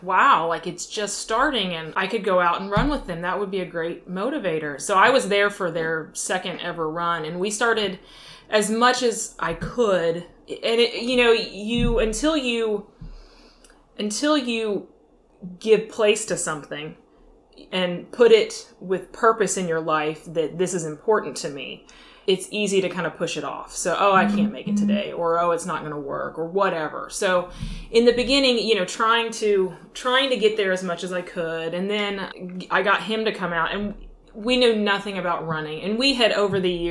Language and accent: English; Tulsa, Oklahoma, United States; also born or lived in Virginia; now in Virginia Beach, United States; I grew up in Tulsa, Oklahoma